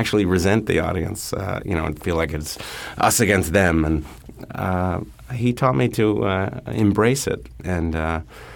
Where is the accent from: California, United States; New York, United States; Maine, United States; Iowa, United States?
New York, United States; I was a kid growing up in the Bronx and Queens